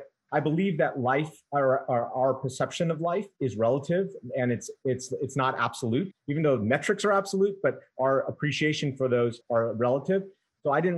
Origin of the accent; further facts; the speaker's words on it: New York, United States; moved away; I'm from New York originally